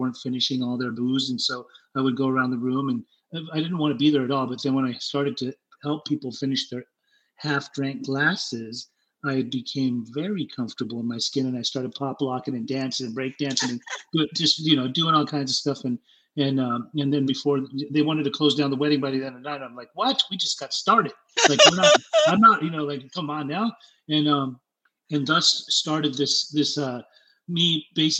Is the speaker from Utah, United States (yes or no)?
yes; Salt Lake City, Utah, United States; also born or lived in Germany; I was born in Germany and raised in Salt Lake City, Utah.